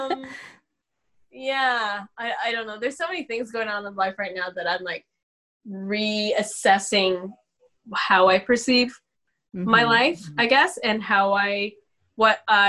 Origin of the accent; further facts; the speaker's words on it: Canada; I'm from here. I'm Canadian.